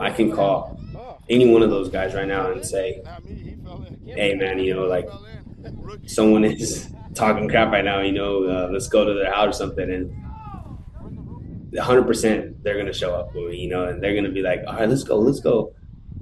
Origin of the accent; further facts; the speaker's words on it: Eloy, Arizona, United States; stay in my hometown